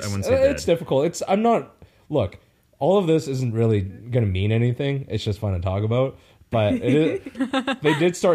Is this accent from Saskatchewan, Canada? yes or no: no; Vancouver, British Columbia, Canada; moved away; I'm from Vancouver